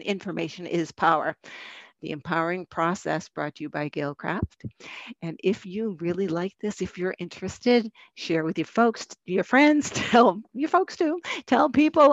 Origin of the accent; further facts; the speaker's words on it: Boston, Massachusetts, United States; accent: Boston; that Boston accent just came up. There's proof I'm from Boston.